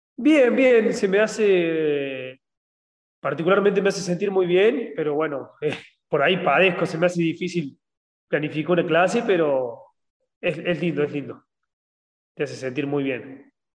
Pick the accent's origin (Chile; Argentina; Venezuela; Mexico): Argentina; en un país como Argentina, que somos muy tercer mundo